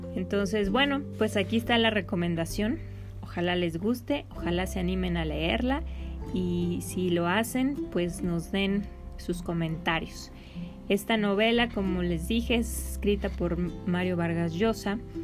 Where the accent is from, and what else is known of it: Mexico